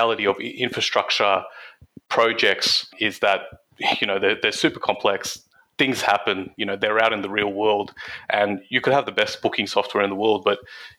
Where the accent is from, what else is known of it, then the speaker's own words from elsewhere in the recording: Campbelltown, New South Wales, Australia; my hometown of Campbelltown